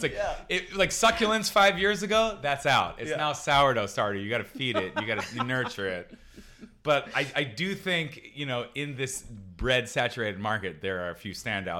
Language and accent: English; Philadelphia, Pennsylvania, United States; now in Los Angeles, United States; I grew up in Philly, moved to LA when I was young. Philly's a sandwich-based culture